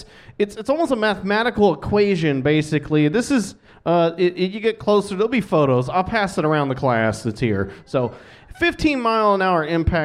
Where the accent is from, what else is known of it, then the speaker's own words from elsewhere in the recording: Florida, United States; I was born in Florida.